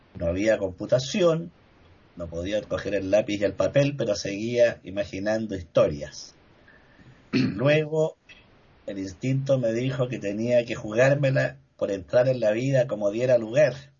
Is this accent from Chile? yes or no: yes; Chile; Aquí en Chile